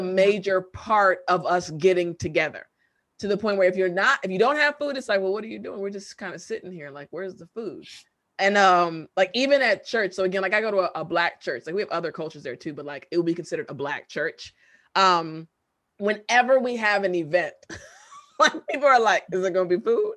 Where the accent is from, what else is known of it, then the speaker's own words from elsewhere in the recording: United States; also born or lived in Korea; I'm American